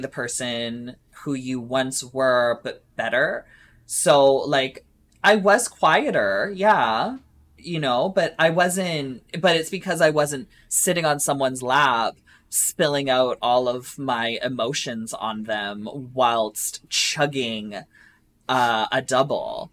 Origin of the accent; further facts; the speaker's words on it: Essex, Ontario, Canada; my hometown, I'm from Essex, Ontario